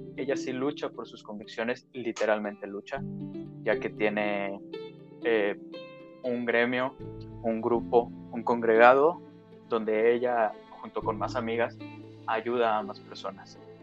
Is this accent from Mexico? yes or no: yes; Torreón, Coahuila, Mexico; Jessica y yo este, somos de Torreón, Coahuila